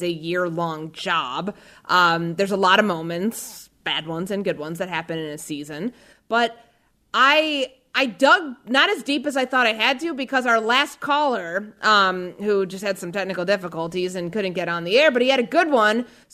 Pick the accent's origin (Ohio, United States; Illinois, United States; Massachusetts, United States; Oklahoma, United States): Illinois, United States; Chicago; when I was a child growing up in Chicago